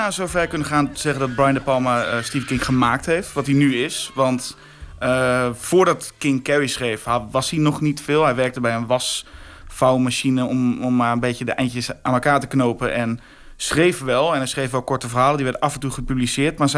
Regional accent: Drenthe, Netherlands; Ik kom uit Drenthe in een klein plaatsje een gegeven moment ken je iedereen en alles is heel veilig.

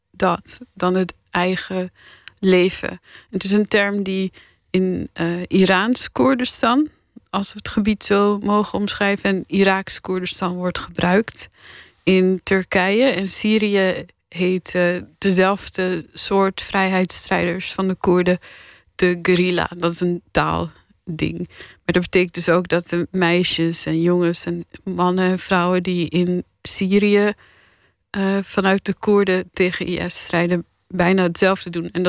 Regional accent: Paris, Île-de-France, France; born there; ik werd geboren in Parijs omdat mijn vader toen een half jaar namens de partij aan de beurt was om te lobbyen in Europa.

